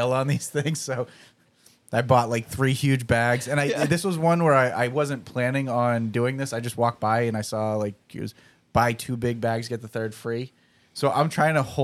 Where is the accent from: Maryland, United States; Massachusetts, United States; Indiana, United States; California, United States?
Massachusetts, United States; moved away; we're all from Massachusetts originally